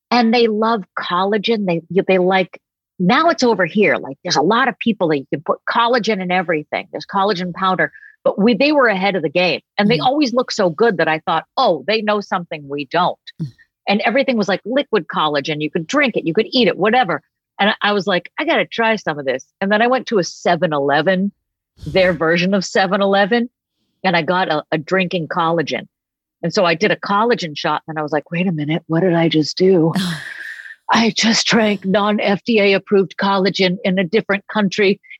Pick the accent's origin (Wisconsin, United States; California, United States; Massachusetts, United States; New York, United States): Massachusetts, United States; Boston; also born or lived in New Hampshire / Maine; Like I grew up in Boston and New Hampshire and Maine, that whole like the area where you could get good lobster and stuff like that. Never grew up eating a lick of fish.